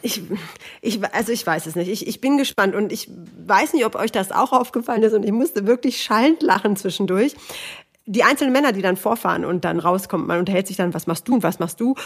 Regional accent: Hanover, Lower Saxony, Germany; Ich bin auch aus Hannover

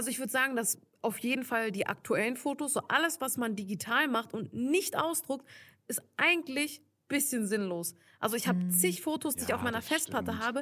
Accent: Turkey; ich bin ja Türkin, er ist Italiener und die können halt ne, kein Türkisch.

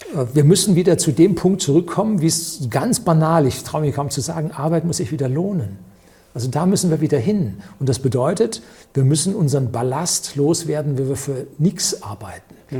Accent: Germany; wir als Deutsche

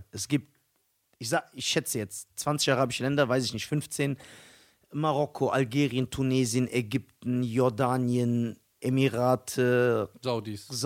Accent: Germany; Ich bin, Ara ich bin ein Deutscher mit arabischen Eltern.

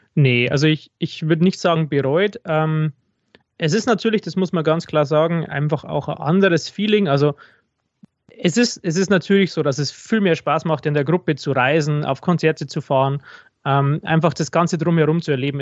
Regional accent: Regensburg, Bavaria, Germany; ich komme aus Regensburg

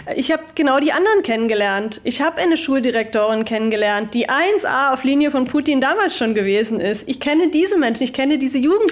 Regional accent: Görlitz, Saxony, Germany; ich bin halt aus Görlitz

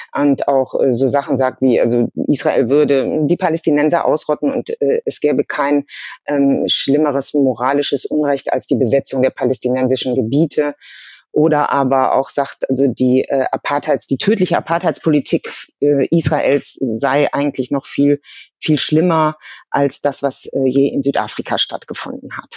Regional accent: Germany; als, als Deutsche

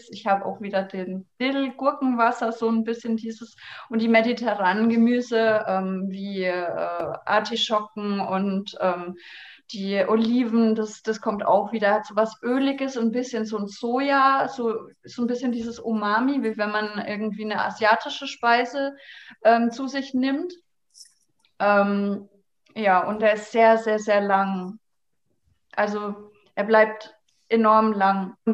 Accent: Bavaria, Germany; ich, ich komme komm ja aus Franken, wie man hören kann.

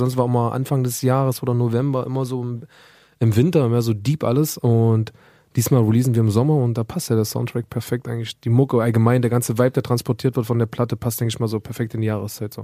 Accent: Germany; ich bin Deutscher

